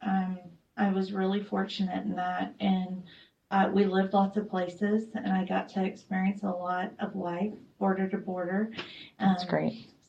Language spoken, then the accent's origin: English; El Paso, Texas, United States; born there; I was born in El Paso, Fort Bliss area